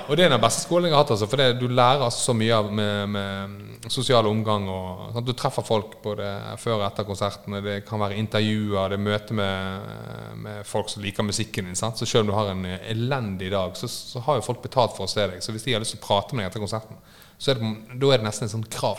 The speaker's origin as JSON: {"language": "Norwegian", "town": "Bergen", "region": "Vestland", "country": "Norway", "said": "Jeg er fra Fridal-området"}